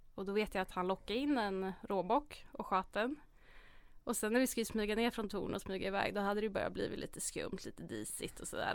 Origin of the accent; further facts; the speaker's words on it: Hjortkvarn, Örebro County, Sweden; Jag är uppväxt i Hjortkvarn, ligger utanför Örebro